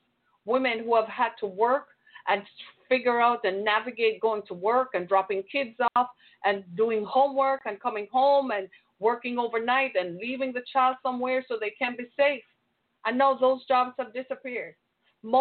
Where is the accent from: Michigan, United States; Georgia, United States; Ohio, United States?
Michigan, United States; my home state of Michigan